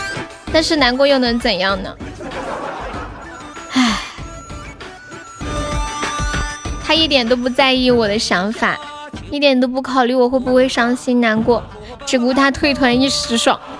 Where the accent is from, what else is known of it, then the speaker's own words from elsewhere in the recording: Tianjin, China; 河南的哦，河南哪儿的呀？我我天津的。